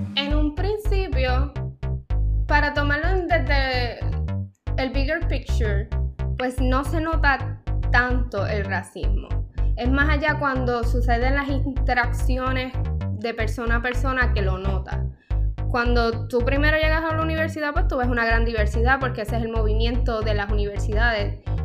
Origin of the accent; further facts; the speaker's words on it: Puerto Rico; Aquí en Puerto Rico